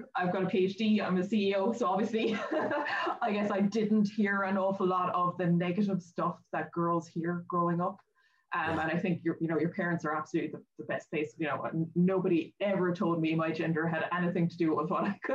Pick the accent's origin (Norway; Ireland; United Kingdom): Ireland; Kanturk, Munster; also born or lived in Dublin; I was actually born in Dublin and lived there for a while as a child. But yeah, I'm from Kanturk in North Cork